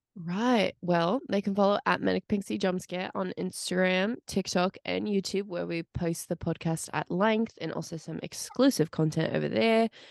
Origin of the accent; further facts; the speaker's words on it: United States; also born or lived in Pittsburgh; I was American